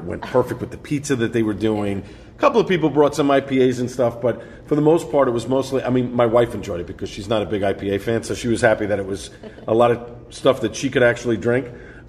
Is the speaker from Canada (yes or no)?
no; New York City, New York, United States; I grew up on Staten Island